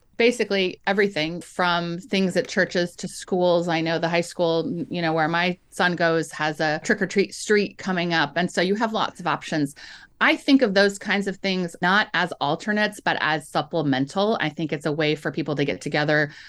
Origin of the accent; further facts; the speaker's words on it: Springfield, Missouri, United States; moved away as an adult; also born or lived in Saint Louis, Missouri; now in Florida, United States; I grew up in Missouri, but I didn't live in Saint Louis until my son was born